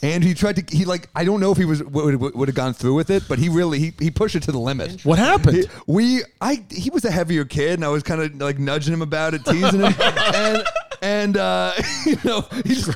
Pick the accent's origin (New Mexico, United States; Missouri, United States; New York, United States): New York, United States; New York City; as a New Yorker